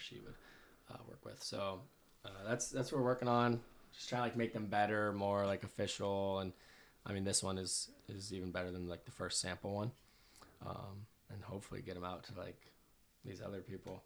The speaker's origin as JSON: {"language": "English", "town": "Santa Clarita", "region": "California", "country": "United States", "tie": "born or raised there", "said": "I'm from Santa Clarita"}